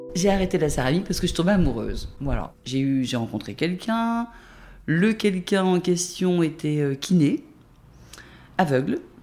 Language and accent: French; Jura, Bourgogne-Franche-Comté, France; also born or lived in Dijon; Je suis née à Dijon, mais j'ai grandi dans Jura jusqu'à mes 16-17 ans, à 50 km d'ici